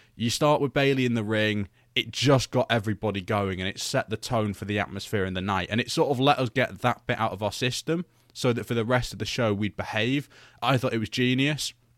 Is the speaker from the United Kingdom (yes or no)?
yes; United Kingdom; I'm British